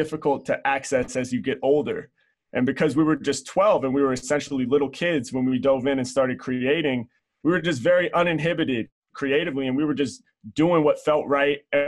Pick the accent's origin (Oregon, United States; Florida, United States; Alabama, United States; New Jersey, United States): Oregon, United States; Portland; growing up in Portland, Oregon